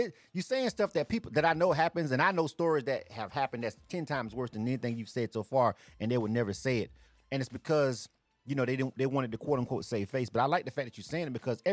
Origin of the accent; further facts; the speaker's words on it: Panama City, Florida, United States; moved away as an adult; now in Atlanta, United States; Being from Florida myself, I grew up, I'm telling my age right now. I grew up in the 90s. Like, I was living at home in the 90s